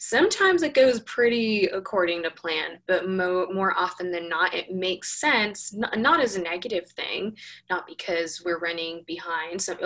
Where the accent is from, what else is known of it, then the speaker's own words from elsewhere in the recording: Los Angeles, California, United States; moved away as an adult; also born or lived in New York; now in Tennessee, United States; I'm originally from Los Angeles. I now live in Tennessee, and I moved here almost, I think it was almost a year and a half ago from New York